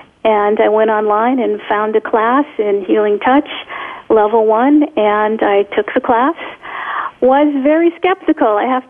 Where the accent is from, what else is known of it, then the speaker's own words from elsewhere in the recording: Poland; first language Polish; English is a second language; I didn't have to teach in Polish. I could speak in English, although Polish is my first language, and I can speak, but not well enough to teach in Polish.